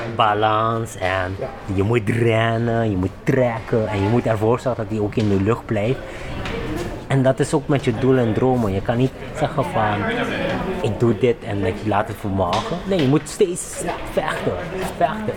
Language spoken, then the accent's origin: Dutch; Suriname; also born or lived in Curaçao; now in Netherlands; ik ben geboren in Suriname, maar ik ben eigenlijk 80% opgegroeid met de lokale mensen. Maar 20% is met mijn ouders. Ik ben laat verhuisd op Curaçao